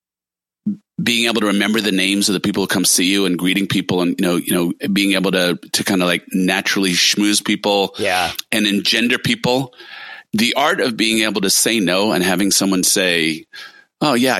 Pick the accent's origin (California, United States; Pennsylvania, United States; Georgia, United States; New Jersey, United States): California, United States; also born or lived in New York; a Californian most of my life